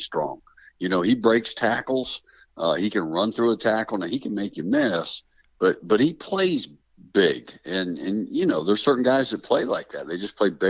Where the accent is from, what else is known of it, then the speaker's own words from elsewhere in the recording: Pennsylvania, United States; moved away as an adult; also born or lived in Arizona; I'm back in my home state of Pennsylvania